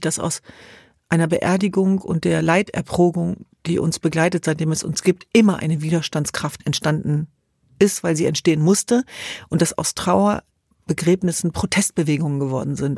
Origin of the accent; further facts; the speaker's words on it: Hanover, Lower Saxony, Germany; Wir sind in Hannover zur Welt gekommen